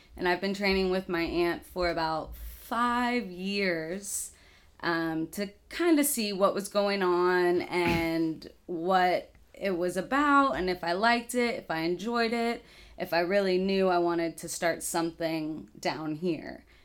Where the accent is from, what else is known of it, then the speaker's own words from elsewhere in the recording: Dallas, Texas, United States; moved away as an adult; also born or lived in Danbury, Connecticut / Oxford, Mississippi; now in Lafayette, United States; I grew up in Dallas, Texas